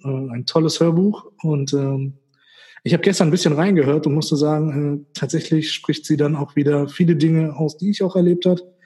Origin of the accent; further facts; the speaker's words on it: Göttingen, Lower Saxony, Germany; also born or lived in Witzenhausen; Bei mir dann Göttingen